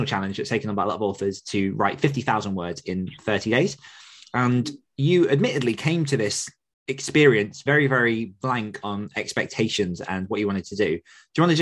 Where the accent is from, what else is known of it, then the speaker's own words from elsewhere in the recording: South of England, United Kingdom; now in North of England, United Kingdom; born in the south of England and I've moved up north